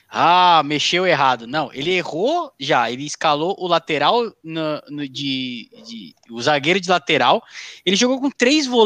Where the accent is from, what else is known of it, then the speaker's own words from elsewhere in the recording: Goiânia, Goiás, Brazil; Boa noite, sou, sou goianiense.